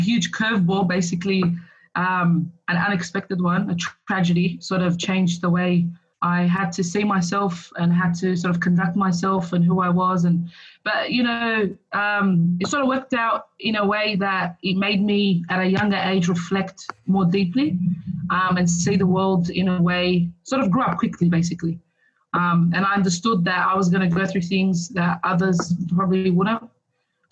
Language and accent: English; Sydney, New South Wales, Australia; I grew up in Punchbowl. I went to school in Punchbowl.